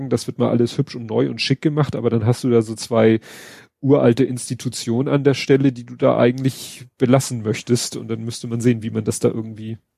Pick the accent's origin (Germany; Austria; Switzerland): Germany; Hamburg; Und von dem habe ich selbst als Hamburger nie was gehört